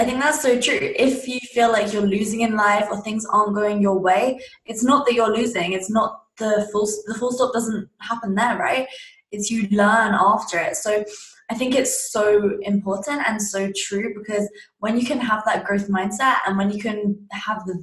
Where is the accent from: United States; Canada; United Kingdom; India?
United Kingdom; Surrey, South East England; I was obviously in my second last year of high school in England. That's where I'm from, a place called Surrey